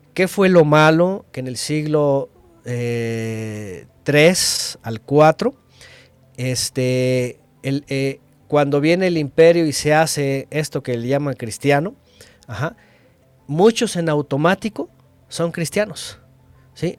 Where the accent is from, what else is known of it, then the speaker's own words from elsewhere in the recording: Mexico; yo lastimosamente nací en México